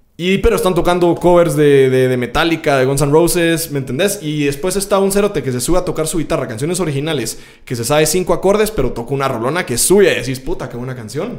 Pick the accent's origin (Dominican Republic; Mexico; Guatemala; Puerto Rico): Guatemala; como artista guatemalteco